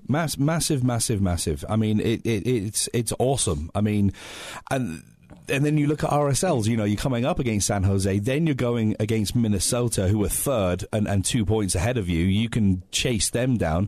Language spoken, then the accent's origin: English; England, United Kingdom; now in United States; I'm English